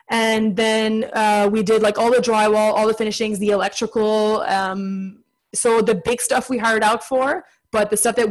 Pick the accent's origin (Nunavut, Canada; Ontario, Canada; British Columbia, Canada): Ontario, Canada; Ottawa; I'm from Ottawa, east of Ottawa